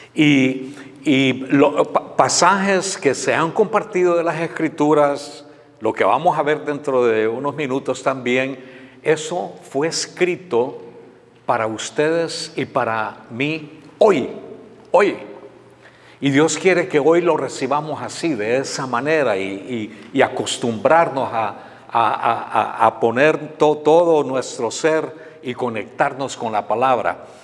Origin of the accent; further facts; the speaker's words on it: Honduras; moved away as an adult; also born or lived in San Pedro Sula, Honduras; now in United States; mi país, en Honduras